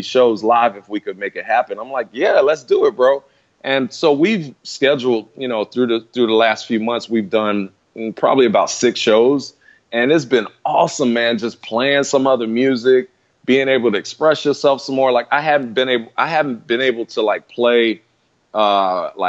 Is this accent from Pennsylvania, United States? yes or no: yes; Philadelphia, Pennsylvania, United States; moved away as an adult; I was gone from Philly in 91 because I left to go to school. And I was coming back and forth every now and then